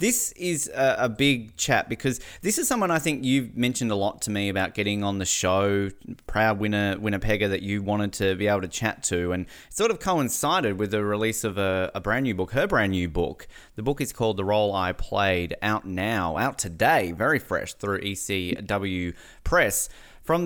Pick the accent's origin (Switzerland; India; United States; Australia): Australia; moved away as an adult; now in Canada; As an Australian who has only been living in Canada for about half a year